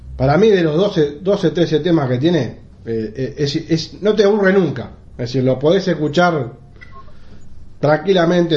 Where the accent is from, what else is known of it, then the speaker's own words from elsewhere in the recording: Uruguay; viviendo en el Uruguay, siendo uruguayo